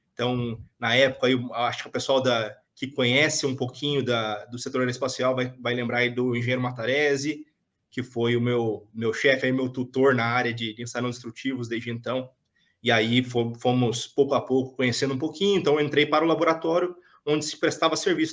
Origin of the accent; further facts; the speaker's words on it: São José dos Campos, São Paulo, Brazil; Eu sou de São José dos Campos